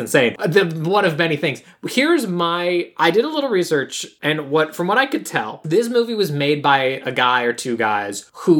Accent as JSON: {"language": "English", "region": "Illinois", "country": "United States", "said": "We're from Illinois. We're flatlanders."}